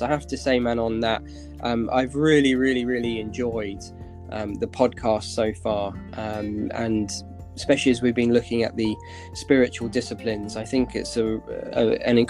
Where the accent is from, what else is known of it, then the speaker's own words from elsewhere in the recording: Basingstoke, South East England, United Kingdom; moved away as an adult; also born or lived in Russia; I grew up in Basingstoke in Hampshire. I lived there for the first 18 years of my life